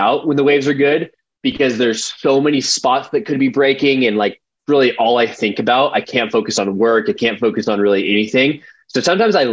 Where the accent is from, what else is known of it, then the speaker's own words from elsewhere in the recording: Costa Mesa, California, United States; I grew up in Costa Mesa, which is like kind of right by, so our closest beach is Newport Beach